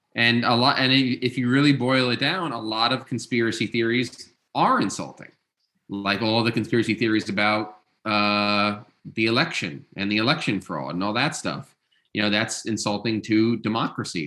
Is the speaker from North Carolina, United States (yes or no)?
no; Long Island, New York, United States; I grew up in New York, uh, but on Long Island